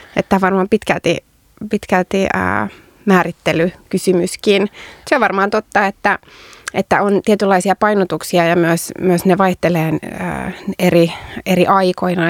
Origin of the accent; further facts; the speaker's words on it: Turku, Southwest Finland, Finland; kotikaupungissani Turussa